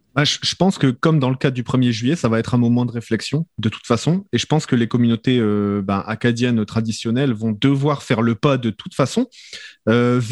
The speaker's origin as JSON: {"language": "French", "country": "France", "moved": "yes", "said": "je suis français de France"}